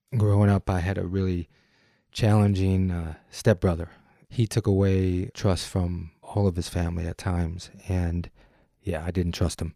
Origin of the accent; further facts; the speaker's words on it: Detroit, Michigan, United States; I'm from Detroit